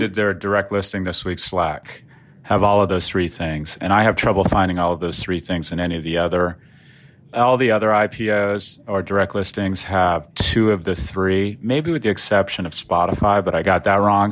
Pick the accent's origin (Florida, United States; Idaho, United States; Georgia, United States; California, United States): Florida, United States; my home state, Florida